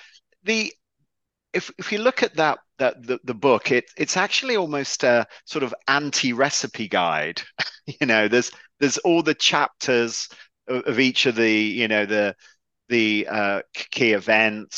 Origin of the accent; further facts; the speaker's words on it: England, United Kingdom; I'm English